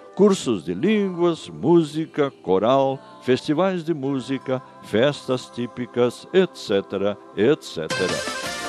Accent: Brazil; Falar bem o português é nossa obrigação como brasileiros

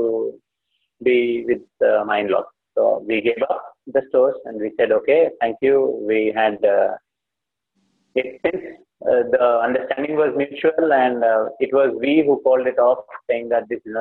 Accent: Hyderabad, Telangana, India; moved away; I come from Hyderabad

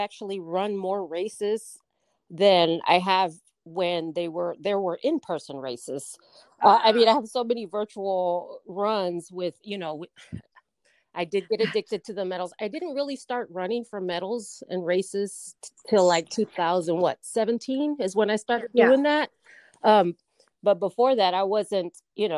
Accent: Hidalgo, Texas, United States; also born or lived in Fort Wayne, Indiana; I'm from Fort Wayne, Indiana. I was born there, but grew up in Texas

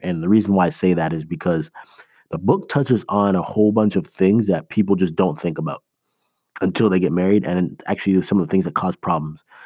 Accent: Toronto, Ontario, Canada; moved away as an adult; also born or lived in Iowa, United States; now in United States; I am originally from Toronto. That's where my parents still live. I live in the States now

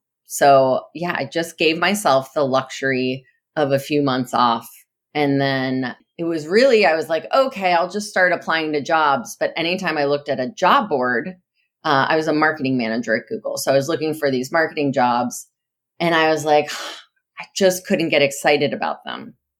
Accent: New Jersey, United States; Yeah, I grew up in New Jersey, in the U.S., and very non-international family.

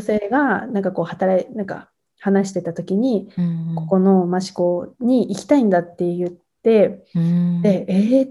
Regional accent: near a town in Tochigi, Japan; この町にすごく興味を持ったのは、まあ、自分の実家からすごく近い

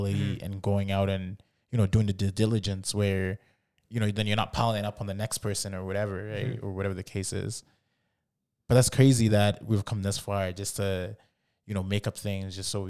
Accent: Canada; Like, I mean, we grew up in Canada.

